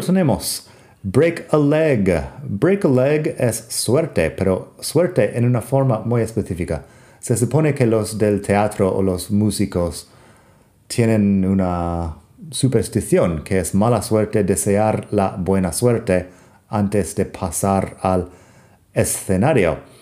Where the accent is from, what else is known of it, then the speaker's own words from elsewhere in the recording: Arizona, United States; Spanish is a second language; soy de Arizona en Estados Unidos